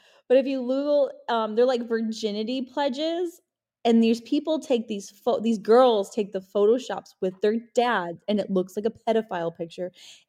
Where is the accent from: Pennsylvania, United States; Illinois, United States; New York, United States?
Illinois, United States; Maywood; because I grew up in Maywood, Illinois, which was like the ghetto.